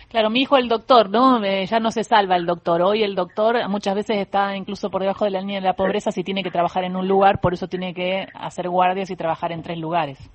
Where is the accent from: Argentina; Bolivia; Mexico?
Argentina